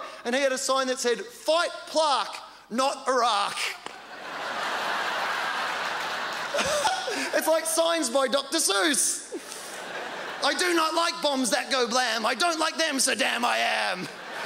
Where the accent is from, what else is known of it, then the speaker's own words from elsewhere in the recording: Australia; in Australia, I grew up on a dairy farm in a town that had 60 people.